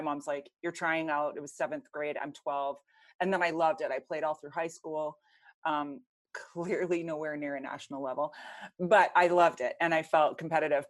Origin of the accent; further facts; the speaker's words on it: Canada; I grew up in Canada